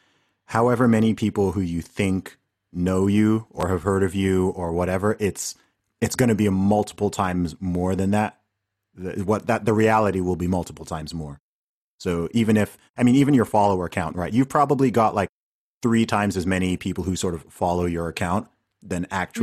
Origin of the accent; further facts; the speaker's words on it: Saudi Arabia; I grew up in Saudi Arabia